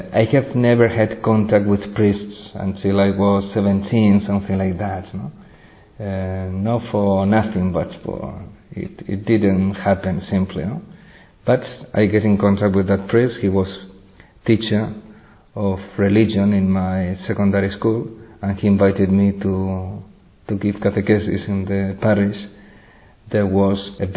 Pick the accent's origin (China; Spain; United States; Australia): Spain; English is a second language; I come from Spain